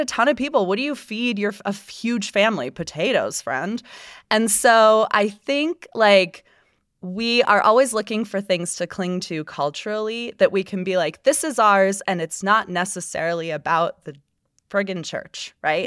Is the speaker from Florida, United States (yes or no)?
yes; Florida, United States; now in Utah, United States; my home state of Florida